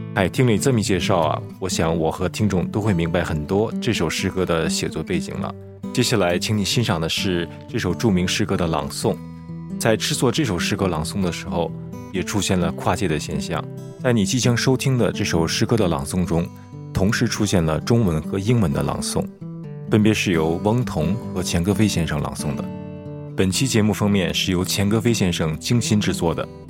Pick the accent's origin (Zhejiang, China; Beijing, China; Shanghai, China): Beijing, China; moved away as an adult; now in United States; 我从小在北京长大